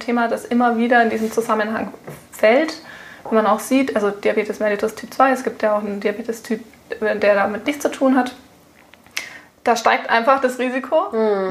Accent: Germany; bei uns in Deutschland

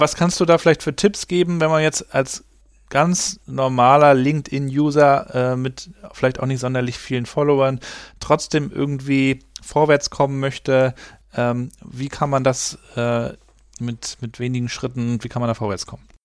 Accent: Germany; bei uns in Deutschland

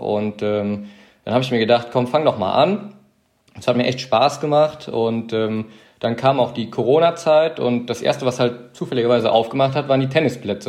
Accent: Weibern, Rhineland-Palatinate, Germany; moved away; also born or lived in Adenau; mir ist Heimat Weibern. Das ist in der Eifel, kleines Dörfchen.

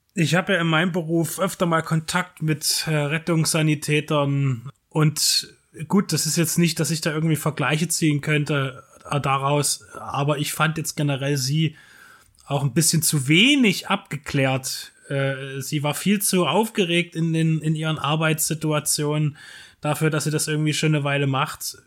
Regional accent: Dresden, Saxony, Germany; als Dresdner

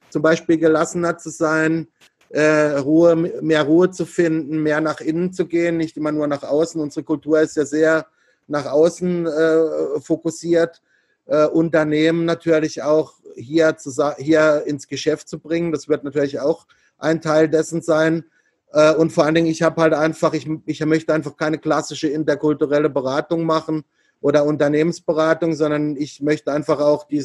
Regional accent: Germany; ich komme halt einfach aus Deutschland und, und nicht äh, aus, aus Asien.

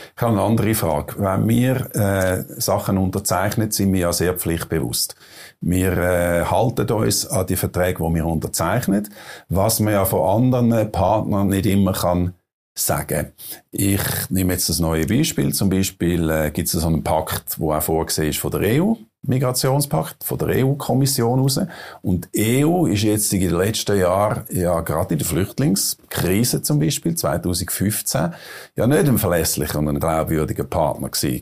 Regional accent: Switzerland; als äh, Schweizer

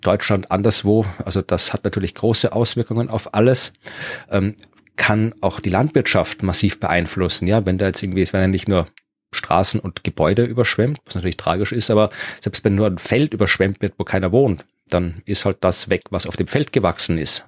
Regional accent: Wachau, Lower Austria, Austria; in meiner Heimat in der Wachau

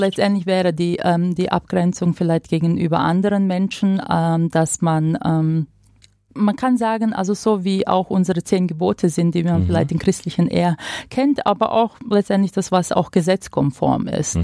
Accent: Croatia; now in Germany; ich komme aus Kroatien

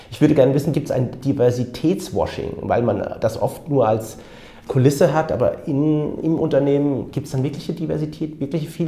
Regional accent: Frankfurt, Hesse, Germany; ich bin gebürtiger Frankfurter mit pakistanischen Wurzeln

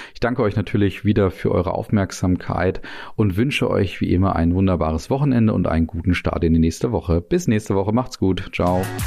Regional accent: Germany; bei uns in Deutschland

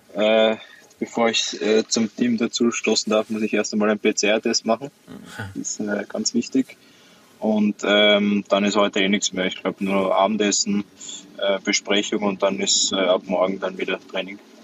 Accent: Austria; wir als Österreicher

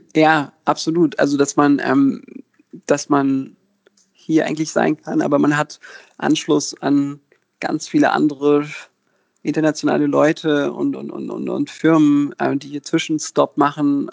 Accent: Berlin, Germany; ich bin in Berlin geboren und hier aufgewachsen

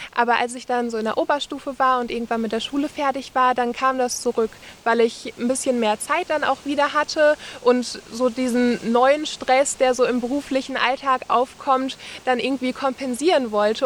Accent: Essen, North Rhine-Westphalia, Germany; now in Bergisches Land, Germany; ich habe meine Kindheit an der Ruhr verbracht in Essen

